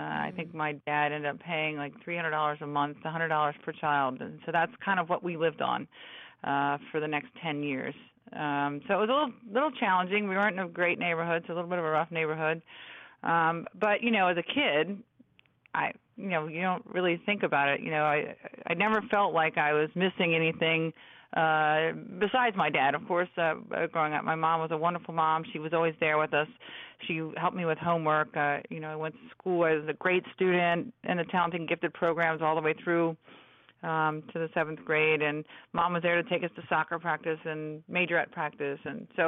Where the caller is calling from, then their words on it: Washington, District of Columbia, United States; I'm calling in from the Washington area. Yes, I am.